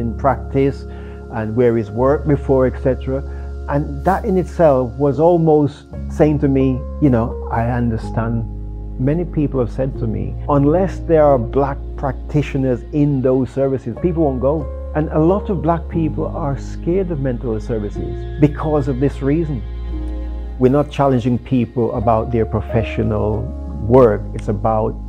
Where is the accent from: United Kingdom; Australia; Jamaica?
Jamaica; moved away; growing up in Jamaica